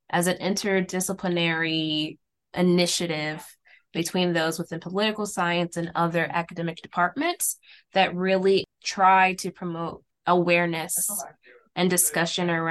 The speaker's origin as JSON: {"language": "English", "town": "St. Louis", "region": "Missouri", "country": "United States", "tie": "born or raised there", "said": "born and raised in St. Louis from a Haitian family background"}